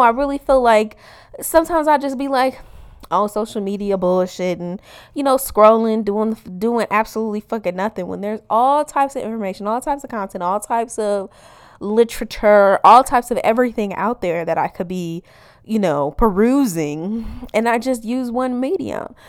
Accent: Midwest, United States; I'm a Midwesterner

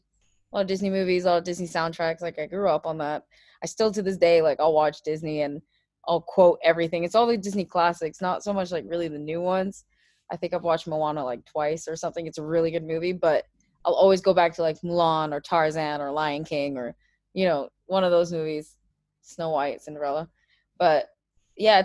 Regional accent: Abu Dhabi, United Arab Emirates; I am from the United Arab Emirates, from Abu Dhabi.

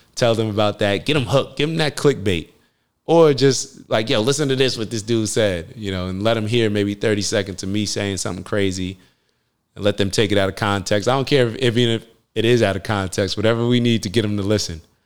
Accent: United States; I'm a black man growing up in America

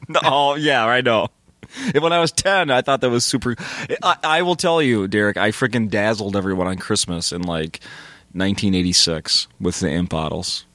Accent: Saint Paul, Minnesota, United States; We're both from Saint Paul.

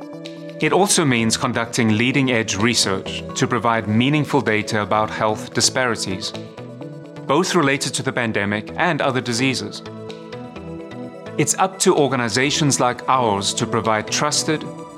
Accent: South Africa; moved away; I grew up in South Africa, the product of two physicians

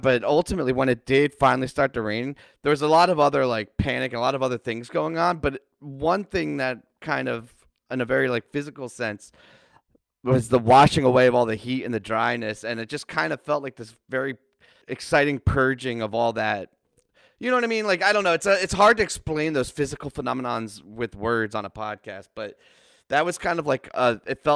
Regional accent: East Coast, United States; I grew up on the East Coast

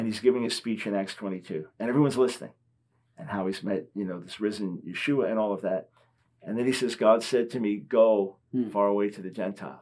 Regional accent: United States; I'm American

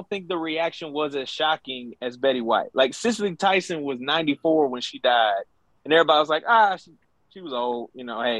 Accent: Louisiana, United States; growing up in Louisiana

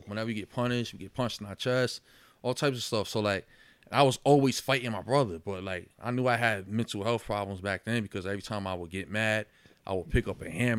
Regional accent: Yonkers, New York, United States; I was born in White Plains Hospital, raised in Yonkers.

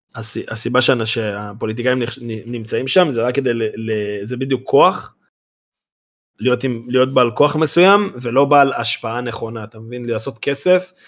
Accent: Karmiel, Northern District, Israel; אנחנו מכרמיאל

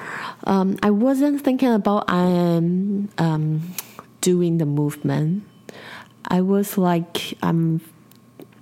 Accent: Taipei, Taiwan; in Taipei City, where I was born

